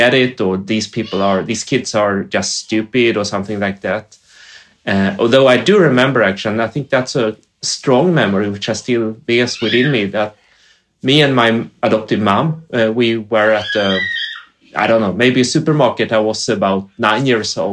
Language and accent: English; Motala, Östergötland, Sweden; also born or lived in South Korea; I am born in South Korea, and I grew up and arrived in Motala